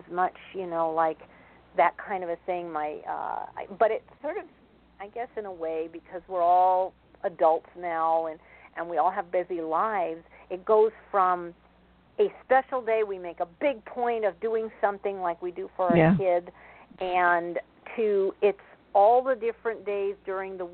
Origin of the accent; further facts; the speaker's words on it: East Coast, United States; I was born on the East Coast